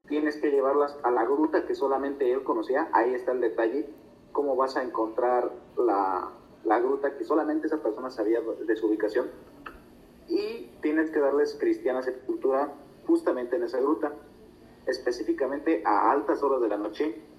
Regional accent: Cortázar, Guanajuato, Mexico; aquí de mi municipio, de Cortázar

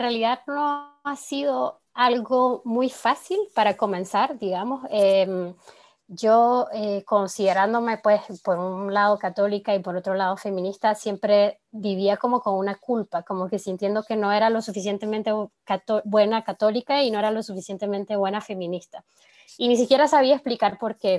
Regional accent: Nicaragua; now in France; soy de Nicaragua y vivo en Francia

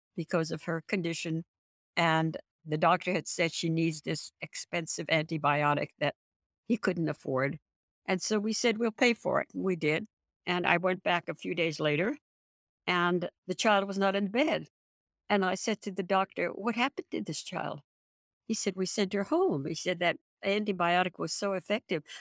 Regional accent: San Francisco, California, United States; I'm from San Francisco. We have earthquakes all the time

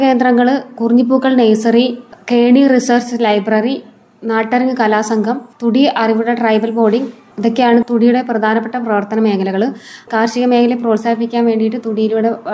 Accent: Nellikkal colony, Kerala, India; also born or lived in Kalady / Palakkad; വെളിയെ നെല്ലിക്കൽ കോളനിയിൽ നിന്നാണ് വരുന്നത്

